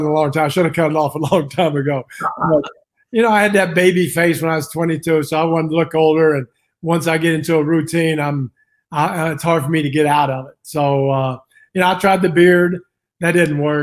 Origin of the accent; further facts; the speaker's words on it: West Virginia, United States; moved away as an adult; also born or lived in Italy; I'm from West Virginia, and, I am Italian